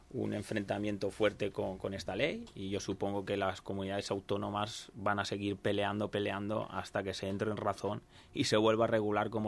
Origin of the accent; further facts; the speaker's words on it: Villajoyosa, Valencian Community, Spain; donde soy, de venido de Villajoyosa.